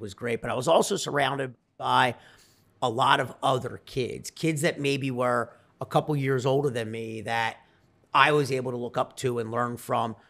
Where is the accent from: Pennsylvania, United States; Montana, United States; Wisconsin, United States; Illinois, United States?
Pennsylvania, United States; Delaware County; I'm from Delaware County, Pennsylvania. People that don't know that, it's called Delco, Delco. Uh, just south of Philadelphia.